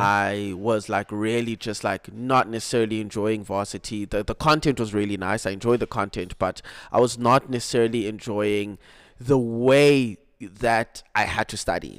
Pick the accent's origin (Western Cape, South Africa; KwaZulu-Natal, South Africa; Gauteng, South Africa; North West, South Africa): Western Cape, South Africa; Cape Town; also born or lived in Mpumalanga; I was born in Mpumalanga. but I grew up in Cape Town.